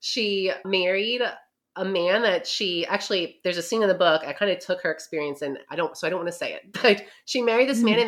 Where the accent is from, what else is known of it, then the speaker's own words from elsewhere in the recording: New York, United States; now in Ohio, United States; And I live in Southern Ohio, but I am from New York. So when people say, where are you from? I say New York because you can't take it out of me.